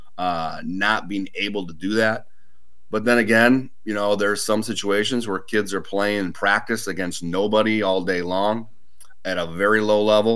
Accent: Yorkville, Illinois, United States; I'm actually from Yorkville, but grew up there.

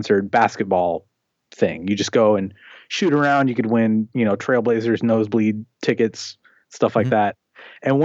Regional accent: Portland, Oregon, United States; also born or lived in Seattle, Washington; I was born in Seattle, Washington, and then I've lived in the, you know, greater Portland area since I was about 5. So I grew up here

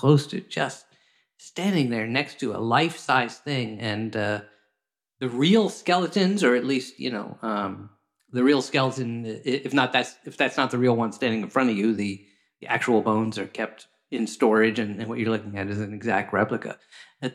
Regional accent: Washington, District of Columbia, United States; I grew up in Washington, D.C., going to the Smithsonian Natural History Museum

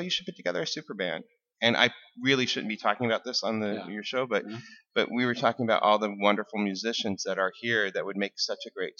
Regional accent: Burbank, Washington, United States; also born or lived in The Dalles, Oregon / Grand Coulee, Washington; I grew up in the Dalles. I was born in the Dalles, and then it gets a lot worse. ended up in a little town called Grand Coulee, and then I ended up in a town called Burbank, Washington, outside of the Tri-Cities.

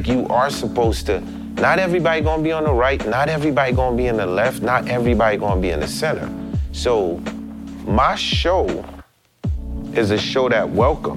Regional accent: Haiti; I'm from Haiti, next to Cuba

